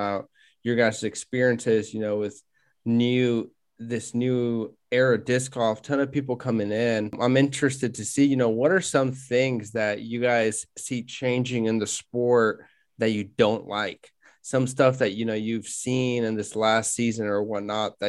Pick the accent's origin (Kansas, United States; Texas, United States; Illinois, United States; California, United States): Kansas, United States; Wichita; we're from Wichita, Kansas